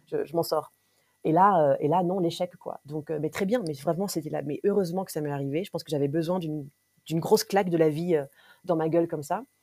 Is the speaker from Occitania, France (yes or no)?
no; Nouvelle-Aquitaine, France; also born or lived in various places in France; j'ai 33 ans. Euh, donc j'ai, on a beaucoup déménagé quand, quand j'étais gamine, mais j'ai grandi essentiellement en Charente-Maritime.